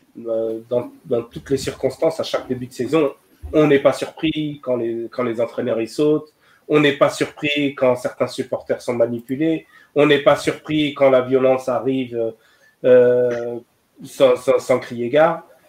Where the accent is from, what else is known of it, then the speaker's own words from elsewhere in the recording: Algeria; chez nous en Algérie